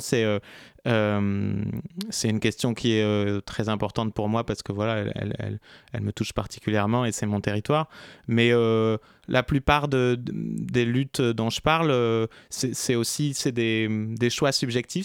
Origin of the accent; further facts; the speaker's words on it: Basque Country, Nouvelle-Aquitaine, France; moved away as an adult; now in Paris, France; ça fait 12 ans que je suis à Paris, mais je suis du Pays Basque